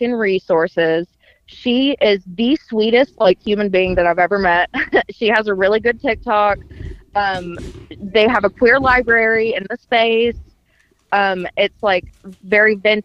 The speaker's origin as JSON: {"language": "English", "town": "Knoxville", "region": "Tennessee", "country": "United States", "tie": "born or raised there", "lives_now": "Johnson City, United States", "said": "I was born in Knoxville, but right now, currently I live in Johnson City, but you know, my family is all in Knoxville and Maryville"}